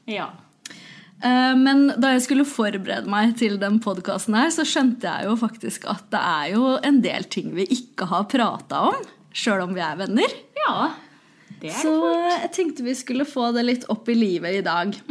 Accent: Osen, Innlandet, Norway; now in Hamar, Norway; Jeg kommer fra Osen.

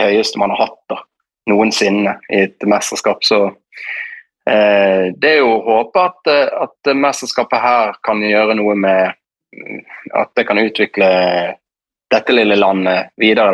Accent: Norway; det livet vi lever hjemme i Norge

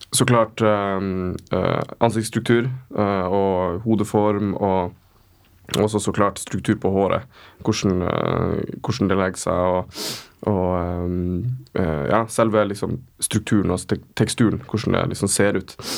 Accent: Kjøllefjord, Finnmark, Norway; moved away as an adult; also born or lived in Tromsø; now in Oslo, Norway; kommer ifra uh, Finnmark. Bitte lita fiskevær som heter Kjøllefjord

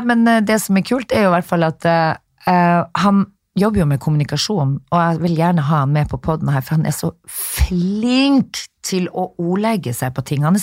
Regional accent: Narvik, Nordland, Norway; moved away; Det er faen ikke alle som eh, vet at jeg er fra Narvik og Bannes!

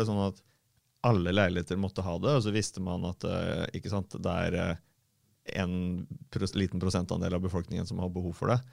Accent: Fredrikstad, Østfold, Norway; både du og jeg har vokst opp på Selbakk

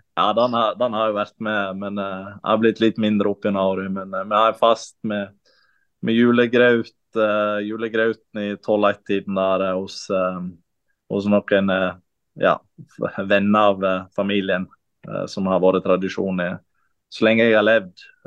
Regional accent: Kaupanger, Vestland, Norway; also born or lived in Sogndal; Jeg er fra Kaupanger, som er ti minutter fra uh, ja. Sogndal.

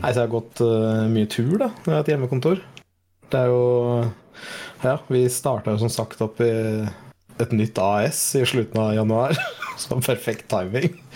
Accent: Saltdal, Nordland, Norway; jeg kommer jo fra Saltdalen, så jeg er jo liksom mm. 25 nordlending, nesten.

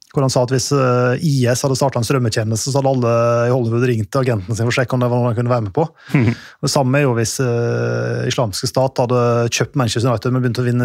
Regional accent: Norway; så vi kan jo kjøpe ut den jevne engelskmannen hvis vi har lyst til det, som nordmenn.

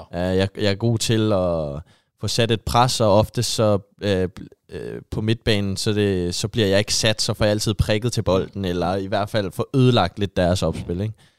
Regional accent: just south of Copenhagen, Capital Region of Denmark, Denmark; moved away as an adult; now in Haugesund, Norway; jeg kommer jo lige syd fra København

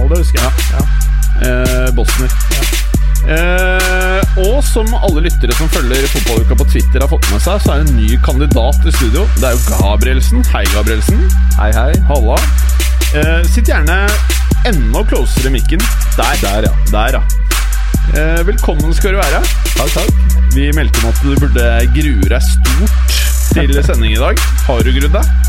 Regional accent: Oslo, Norway; Jeg er fra Oslo, 35 år, ja.

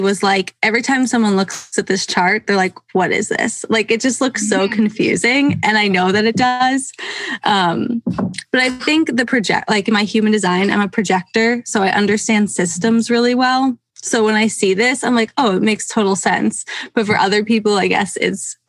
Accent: Pennsylvania, United States; now in Seattle, United States; I grew up in Pennsylvania

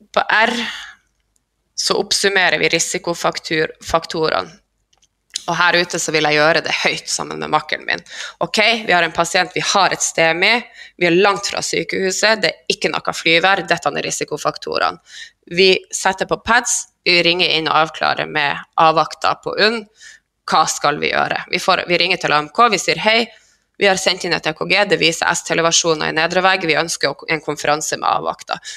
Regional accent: Skjervøy, Troms, Norway; moved away; Skjervøy er ei knøttlita øy helt i Nord-Troms, på grensa til Finnmark. Der er jeg ifra

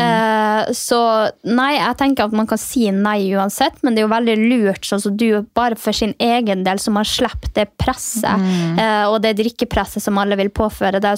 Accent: Finnmark, Norway; moved away; also born or lived in Alta; der jeg kommer ifra

